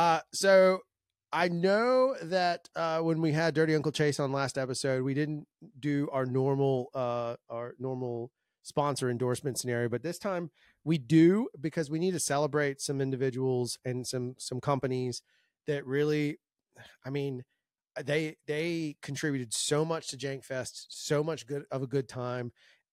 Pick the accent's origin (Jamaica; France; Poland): France; We're not just in Canada and France. I come from France.